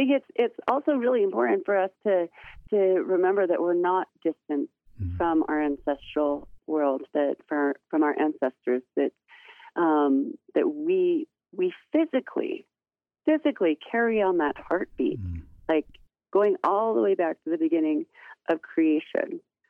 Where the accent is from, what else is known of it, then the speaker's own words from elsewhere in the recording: Black Mesa, Arizona, United States; now in Flagstaff, United States; I'm originally from Black Mesa, Arizona, on the Navajo Nation.